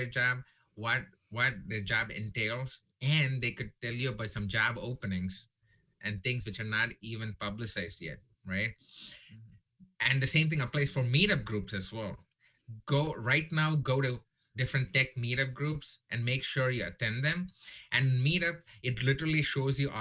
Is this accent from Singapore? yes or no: no; India; now in Texas, United States; I'm Indian